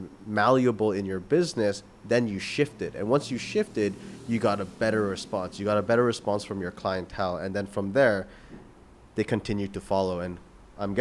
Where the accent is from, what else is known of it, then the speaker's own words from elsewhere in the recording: Canada; moved away; I come from Canada